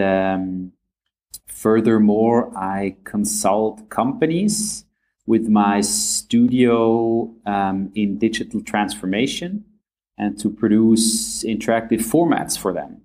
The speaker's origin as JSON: {"language": "English", "region": "a village near Zurich", "country": "Switzerland", "tie": "born or raised there", "moved": "as an adult", "lives_now": "Munich, Germany", "said": "where I grew up in uh, in, uh, in, a, in, a, little little village about 15 minutes outside of Zurich."}